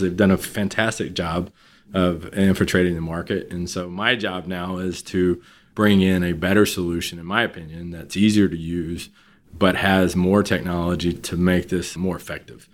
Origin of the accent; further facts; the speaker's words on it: Beaumont, Texas, United States; moved away as an adult; also born or lived in Austin, Texas; I grew up in Southeast Texas, Beaumont, Texas